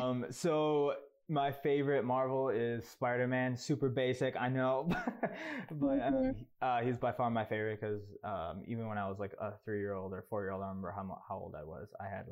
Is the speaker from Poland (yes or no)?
no; Wisconsin, United States; moved away as an adult; now in Atlanta, United States; I currently live in Atlanta, but I'm born and raised in Wisconsin.